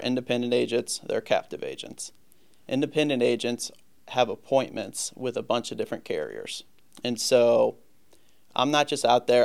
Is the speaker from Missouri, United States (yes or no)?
yes; St. Louis, Missouri, United States; also born or lived in Virginia; born and raised in St. Louis.